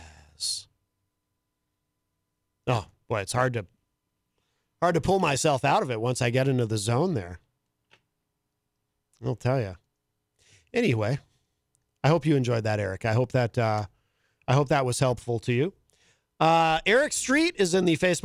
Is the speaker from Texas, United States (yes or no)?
no; Concord, New Hampshire, United States; I grew up in Concord.